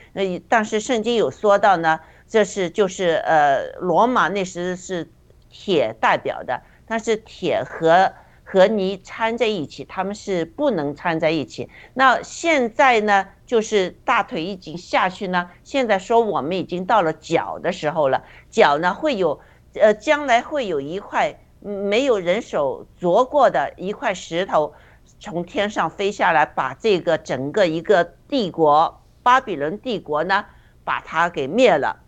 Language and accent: Chinese; China; 我们中国人